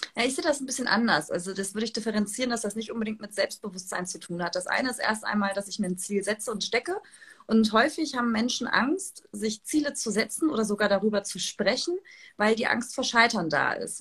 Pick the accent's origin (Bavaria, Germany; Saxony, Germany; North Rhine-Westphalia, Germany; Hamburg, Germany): Hamburg, Germany; ich komme ja aus Hamburg